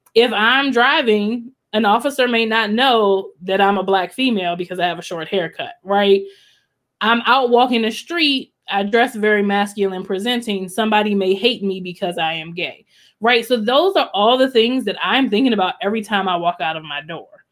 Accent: College Park, Maryland, United States; moved away as an adult; I grew up in College Park, Maryland

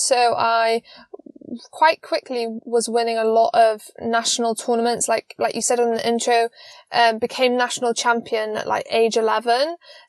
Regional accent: Wales, United Kingdom; moved away as an adult; now in Poland; Like you say, I'm from Wales, from the UK, and basically around COVID times, my coach was offered the job as Polish national coach. And I then therefore had to move to Poland.

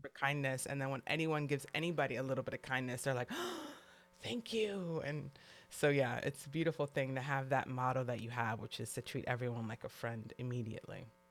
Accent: New York City, New York, United States; now in California, United States; growing up in New York City, when I moved to California

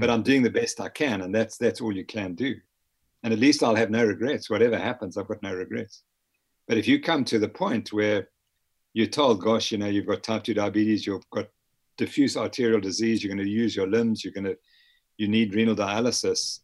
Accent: Harare, Zimbabwe; also born or lived in north of England (parents); I was born in Harare, Zimbabwe

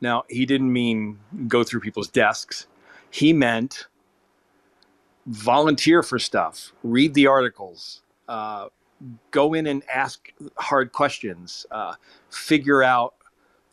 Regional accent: New York City, New York, United States; I grew up in New York City listening to the greats on WABC

